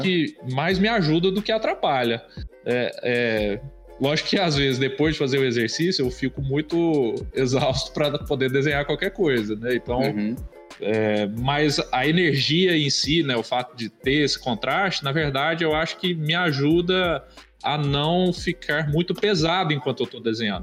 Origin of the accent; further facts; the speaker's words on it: interior of Minas Gerais, Brazil; moved away; eu sou de Minas, né, do interior de Minas